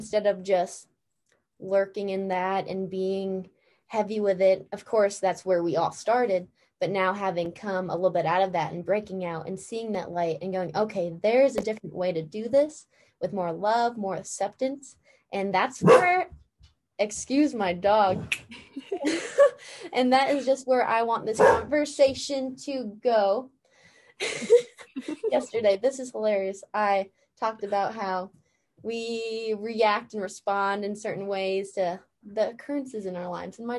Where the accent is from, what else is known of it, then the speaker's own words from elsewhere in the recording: Escanaba, Michigan, United States; we grew up in the same town. And for anyone who doesn't know, we're both from Escanaba